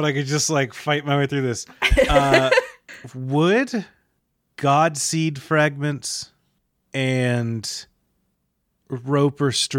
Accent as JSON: {"language": "English", "region": "Kentucky", "country": "United States", "tie": "born or raised there", "said": "I remember us talking about Mammoth Cave because it's near my hometown. Relatively. People don't talk about Kentucky, so I claim the whole state."}